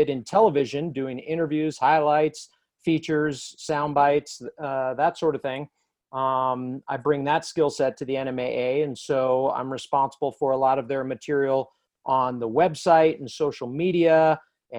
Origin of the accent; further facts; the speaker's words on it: Southern California, United States; moved away as an adult; also born or lived in Farmington, New Mexico; now in New Mexico, United States; I grew up out in Southern California